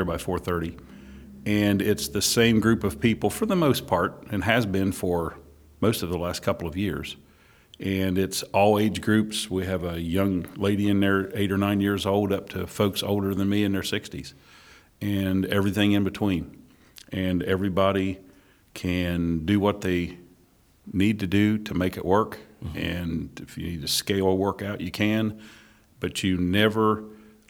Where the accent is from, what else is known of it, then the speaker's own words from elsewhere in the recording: Ohio, United States; moved away as an adult; now in Wilmington, United States; I was born and raised in Ohio, moved to Wilmington about 20 years ago.